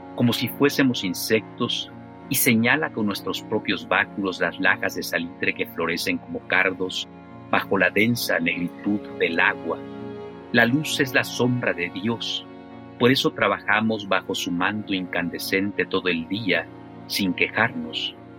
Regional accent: Chiapas, Mexico; moved away as an adult; also born or lived in Mexico City; de mi propia experiencia como chiapaneco, como mexicano, que pues migré a, la Ciudad de México durante muchos años

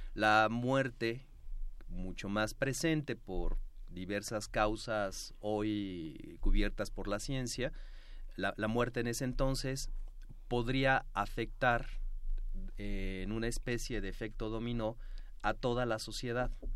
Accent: Mexico; lo que hoy somos, mexicanos

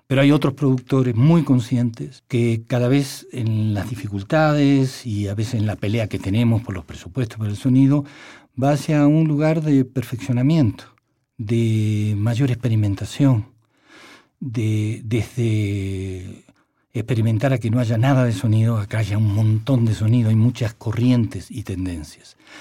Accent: Argentina; moved away as an adult; now in Mexico; había una dictadura militar en mi país, me tuve que, ir

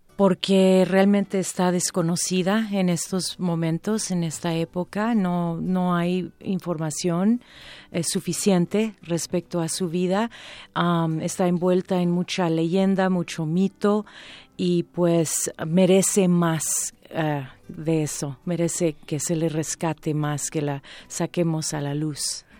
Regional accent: United States; now in Mexico; Empiezo a hacer teatro en comedia musical en los Estados Unidos porque ahí es donde yo nací

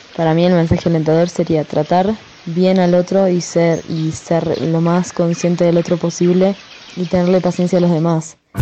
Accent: Argentina; now in Mexico; yo soy argentina

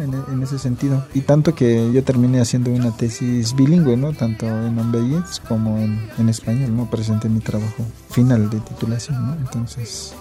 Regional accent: San Mateo del Mar, Oaxaca, Mexico; first language Huave (Ombeayiüts); Spanish is a second language; moved away as an adult; also born or lived in Mexico City; yo era monolingüe en el Ombeyes, ¿no? Era mi primera lengua y entonces la primaria y secundaria lo estudié ahí en San Mateo

